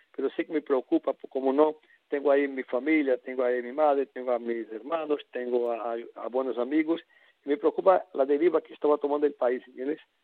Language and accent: Spanish; Brazil; moved away as an adult; now in Spain; cuando salí de Brasil, hace ya 30 años